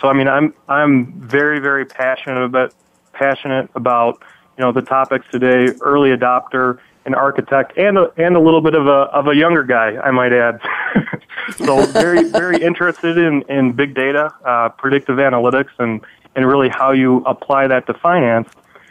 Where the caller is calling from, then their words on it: Chicago, Illinois, United States; Calling from Chicago, Illinois.